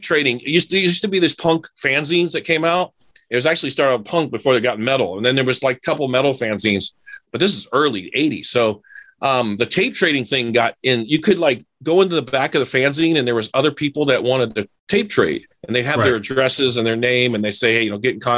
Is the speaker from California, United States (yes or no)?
no; Miami, Florida, United States; I'm a city kid growing up in Miami.